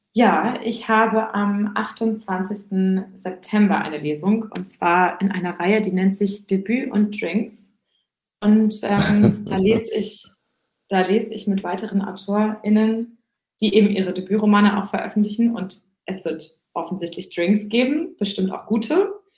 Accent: Husum, Schleswig-Holstein, Germany; also born or lived in Hamburg; ich bin äh, in, äh, in Husum aufgewachsen, aber die ersten drei Jahre auch in Hamburg

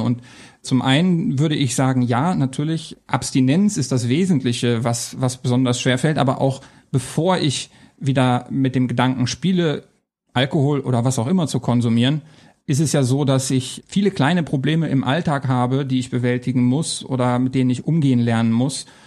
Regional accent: Hanover, Lower Saxony, Germany; moved away as an adult; also born or lived in Coburg / Essen / Trier; Ich bin in Hannover geboren, aufgewachsen und bin wegen meiner Freundin damals dann nach Coburg, nach Bayern gezogen.

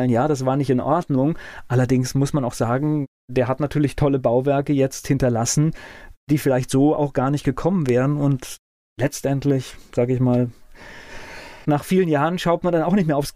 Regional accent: West Germany, Germany; für mich als Westdeutscher

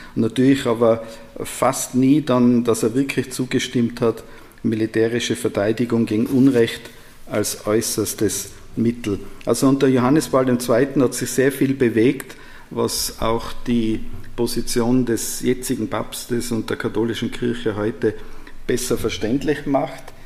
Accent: Austria; Als Österreicher

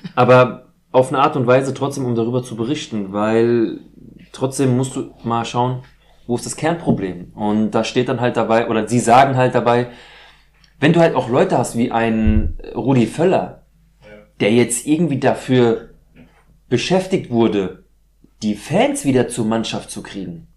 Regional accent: Frankfurt, Hesse, Germany; Ich bin in Deutschland geboren, ich bin in Frankfurt

